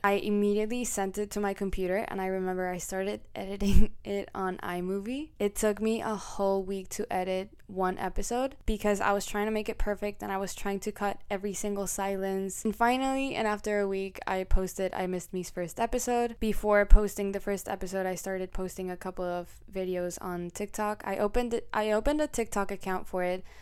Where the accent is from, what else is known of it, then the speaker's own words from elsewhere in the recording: Colombia; accent: Colombian; also born or lived in Mexico; now in United States; I was born in Mexico, and when I was very, very little, I moved to Colombia, where I was raised, and I lived there for, like, ten years.